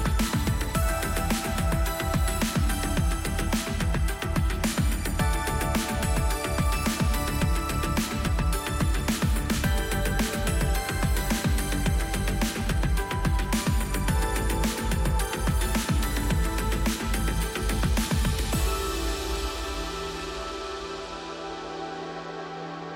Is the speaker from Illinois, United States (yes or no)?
yes; northern Illinois, United States; I was born in Illinois, northern Illinois